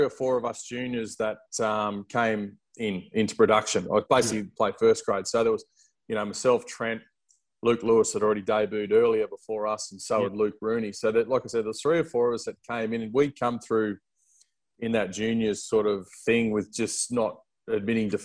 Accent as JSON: {"language": "English", "town": "Riverstone", "region": "New South Wales", "country": "Australia", "tie": "born or raised there", "also_born_or_lived": "United Kingdom", "moved": "as an adult", "lives_now": "Mackay, Australia", "said": "I grew up there. I'm from a little town just outside of Penrith called Riverston"}